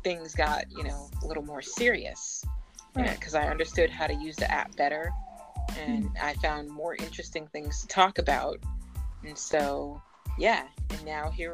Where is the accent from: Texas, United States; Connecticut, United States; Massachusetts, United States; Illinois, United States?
Massachusetts, United States; Boston; I grew up in Boston, Massachusetts